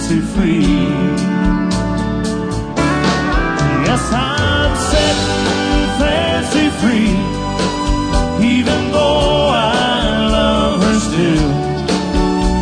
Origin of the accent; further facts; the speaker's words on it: Roscommon, Michigan, United States; moved away; Roscommon, Michigan is my hometown